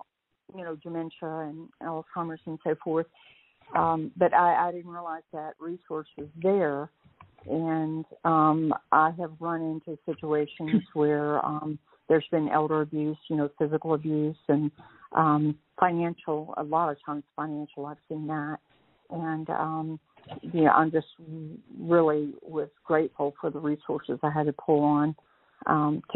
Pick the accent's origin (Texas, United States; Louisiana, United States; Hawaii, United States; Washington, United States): Texas, United States; accent: Texas drawl; moved away as an adult; also born or lived in Northeast Georgia; now in Georgia, United States; I'm originally from Texas. Still have that Texas drawl, apparently